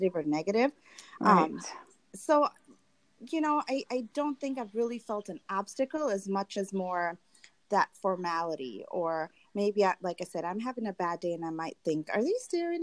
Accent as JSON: {"language": "English", "country": "Tanzania", "tie": "born or raised there", "moved": "as an adult", "lives_now": "United States", "said": "I grew up in Tanzania"}